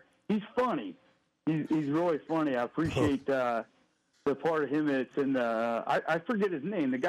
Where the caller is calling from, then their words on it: Canton, Ohio, United States; I'm calling from Canton, Ohio, and I'm calling from the Sears that closed.